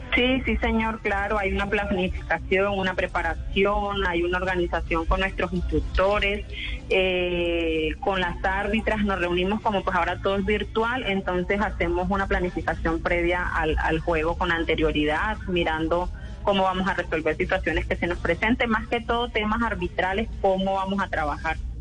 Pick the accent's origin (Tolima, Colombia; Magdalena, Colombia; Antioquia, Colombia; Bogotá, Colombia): Magdalena, Colombia; Santa Marta; moved away as an adult; now in Cúcuta, Colombia; yo soy de Santa Marta, toda mi vida nací en Santa Marta, eh, nací, viví, crecí en Santa Marta